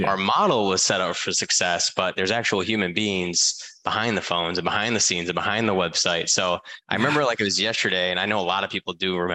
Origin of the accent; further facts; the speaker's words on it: Michigan, United States; Um, so I I'm from Michigan originally.